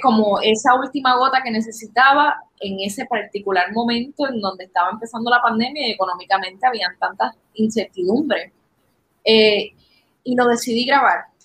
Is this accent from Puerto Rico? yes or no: yes; Puerto Rico; puertorriqueños en particular